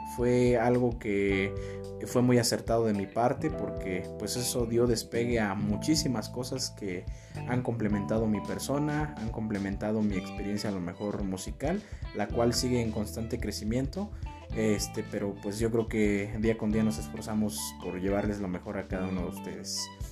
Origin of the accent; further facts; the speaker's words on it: Mexico; como mexicanos